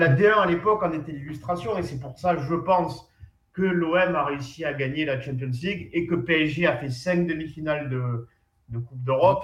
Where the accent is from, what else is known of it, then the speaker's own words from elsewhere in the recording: Plan-de-Cuques, Provence-Alpes-Côte d'Azur, France; chez moi à Plan de Cuc